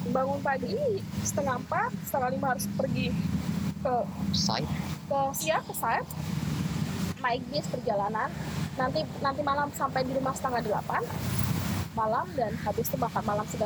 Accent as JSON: {"language": "Indonesian", "town": "Bengalon", "region": "East Kalimantan", "country": "Indonesia", "said": "aku tuh dari Bengalon ya"}